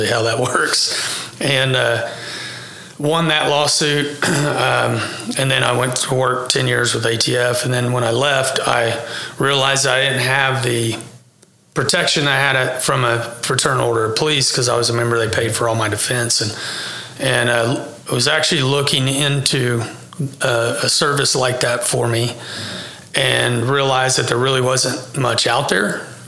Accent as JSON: {"language": "English", "town": "El Reno", "region": "Oklahoma", "country": "United States", "tie": "born or raised there", "said": "I'm from Oklahoma City, grew up here in El Reno, which is just 30 minutes west, and went to high school here, went"}